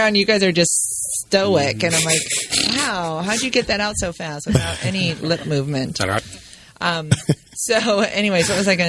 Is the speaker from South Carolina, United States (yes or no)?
no; California, United States; also born or lived in Grand Rapids, Michigan; Yeah, exactly. But then I grew up in Orange County, California.